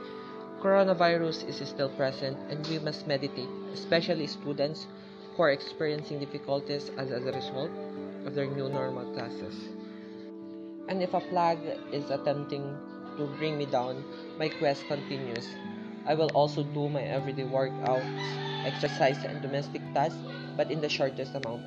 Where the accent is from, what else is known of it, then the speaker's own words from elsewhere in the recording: La Suerte, Isabela, Philippines; I'm from La Suerte, Isabela